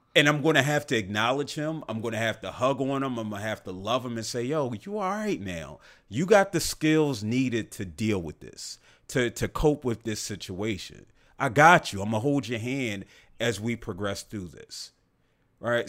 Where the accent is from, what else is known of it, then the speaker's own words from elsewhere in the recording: the South, United States; growing up in the South